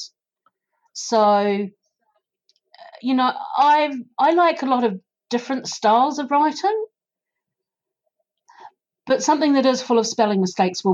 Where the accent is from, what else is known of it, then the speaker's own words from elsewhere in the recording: New Zealand; accent: New Zealand; now in United Kingdom; my accent, being from New Zealand